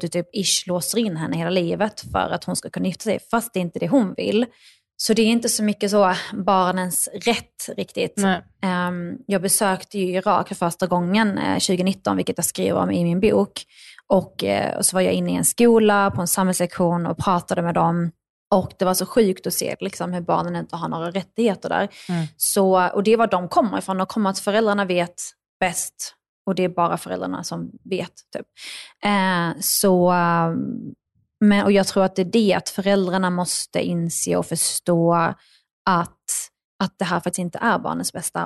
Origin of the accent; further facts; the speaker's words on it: northern Skåne, Sweden; also born or lived in Baghdad, Iraq; växte jag upp i norra Skåne